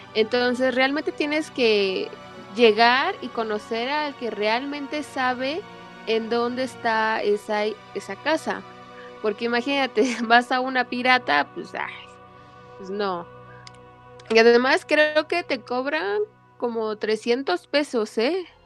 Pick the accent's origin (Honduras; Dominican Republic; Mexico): Mexico; Mexico City; yo soy aquí de la CDMX en México